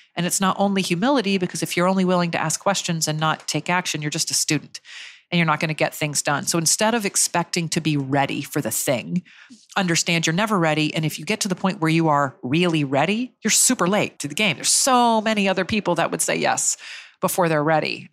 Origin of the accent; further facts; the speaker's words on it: Jacksonville, Florida, United States; I grew up in Jacksonville, Florida